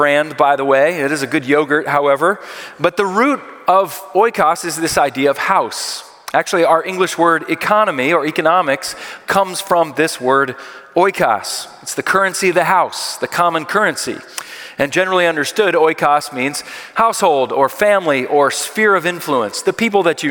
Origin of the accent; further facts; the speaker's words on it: Philadelphia, Pennsylvania, United States; I am from Philadelphia